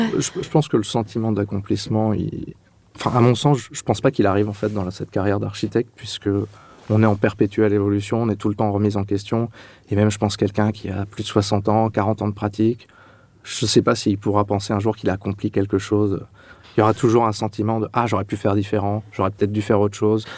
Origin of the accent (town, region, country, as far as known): Châlons-en-Champagne, Grand Est, France; born or raised there; moved away as an adult; also born or lived in Reims / Clermont-Ferrand